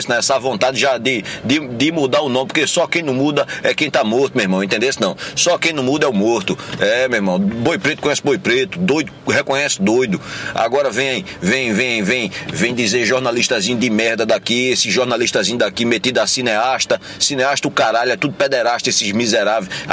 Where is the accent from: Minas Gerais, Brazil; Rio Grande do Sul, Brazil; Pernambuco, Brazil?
Pernambuco, Brazil; Caruaru; só porque eu sou daqui, daqui de Caruaru, eu não posso mudar meu nome.